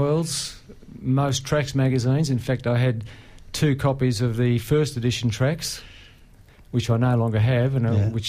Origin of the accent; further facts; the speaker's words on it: Melbourne, Victoria, Australia; I grew up in Parkdale, Bayside suburb.